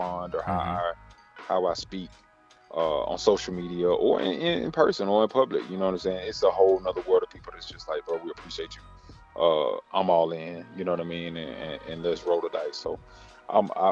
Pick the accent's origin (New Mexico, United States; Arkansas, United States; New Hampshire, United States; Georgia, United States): Georgia, United States; Decatur; also born or lived in Conyers, Georgia; I'm born and raised right here in the city, man. I'm from Decatur, Georgia